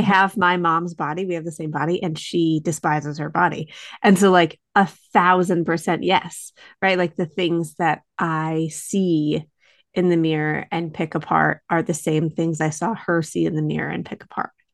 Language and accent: English; Western New York, United States; moved away; also born or lived in Boston; we are both from Western New York